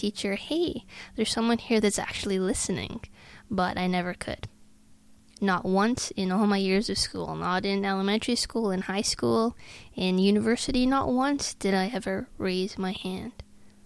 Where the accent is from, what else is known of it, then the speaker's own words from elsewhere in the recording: Sault Ste. Marie, Ontario, Canada; moved away as an adult; also born or lived in Ottawa, Canada; about an 11-hour drive from my hometown to St. Marie